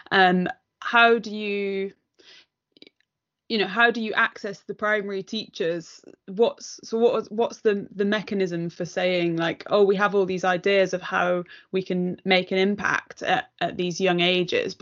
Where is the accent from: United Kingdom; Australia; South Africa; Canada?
United Kingdom; near Manchester, North West England; I grew up near Manchester